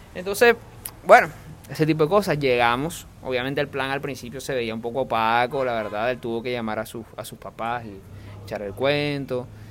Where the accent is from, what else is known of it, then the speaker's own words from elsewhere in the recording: Costeño, Caribbean coast, Colombia; como propio costeño